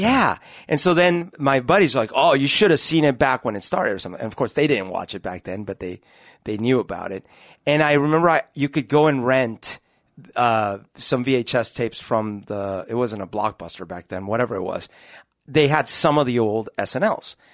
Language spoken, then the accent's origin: English; Colombia; moved away; also born or lived in Bogota; growing up in Colombia when I was a kid